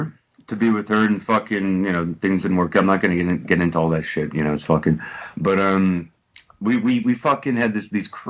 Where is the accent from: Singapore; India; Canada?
Canada; Montreal, Quebec; moved away as an adult; now in United Kingdom; I'm from Montreal